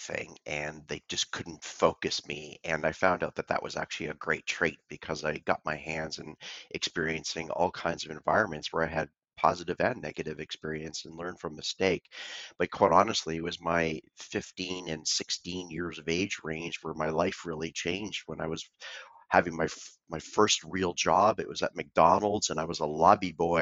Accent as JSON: {"language": "English", "town": "Vancouver", "region": "British Columbia", "country": "Canada", "tie": "born or raised there", "said": "I was born and raised in Vancouver, Canada."}